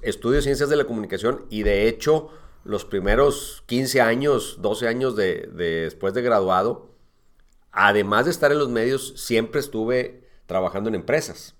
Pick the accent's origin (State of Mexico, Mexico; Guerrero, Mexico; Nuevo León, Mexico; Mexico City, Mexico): Nuevo León, Mexico; Monterrey; yo nací en Montevideo, Montevideo, Uruguay. Este, toda mi familia, todo mi origen, todo es uruguayo. Este, pero desde los seis años, es decir, desde 1973, hoy tengo 52, okay. pues ya vivo, he vivido en Monterrey. O sea, toda la vida he vivido en Monterrey